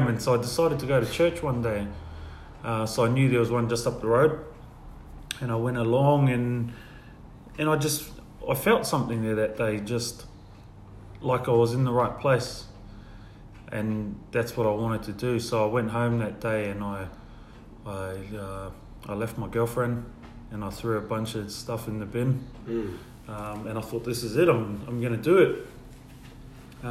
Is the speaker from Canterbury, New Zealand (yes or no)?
no; Whangarei, Northland, New Zealand; also born or lived in Western Australia / Perth; now in Sydney, Australia; I grew up in New Zealand